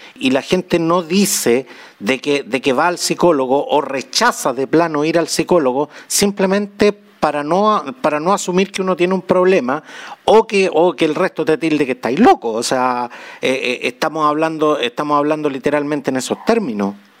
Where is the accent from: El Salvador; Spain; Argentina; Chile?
Chile; Somos los chilenos